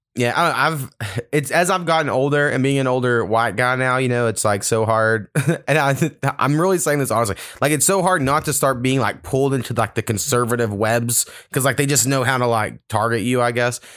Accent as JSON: {"language": "English", "country": "United States", "said": "as an American"}